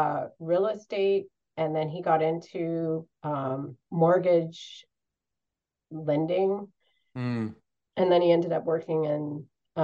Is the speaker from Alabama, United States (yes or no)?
no; Florida, United States; I was born and raised in Florida, and I was used to having flat sandy beaches and warm Atlantic water.